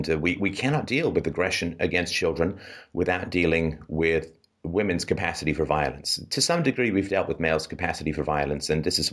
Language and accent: English; England, United Kingdom; moved away; I'm British, and or at least grew up in England